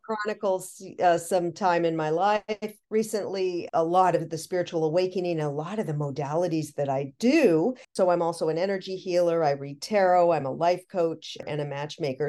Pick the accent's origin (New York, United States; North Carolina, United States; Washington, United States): Washington, United States; Seattle; I'm from Seattle.